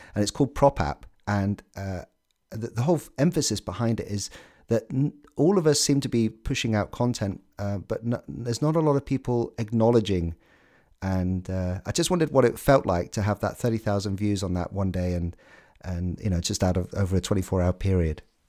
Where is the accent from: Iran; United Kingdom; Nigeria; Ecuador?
United Kingdom; I'm a Brit